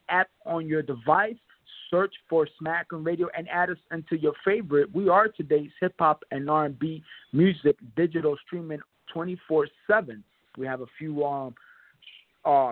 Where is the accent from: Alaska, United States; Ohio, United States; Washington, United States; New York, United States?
New York, United States; New York Tri-State area, United States; I'm from the Tri-State area. I represent the New York Tri-State area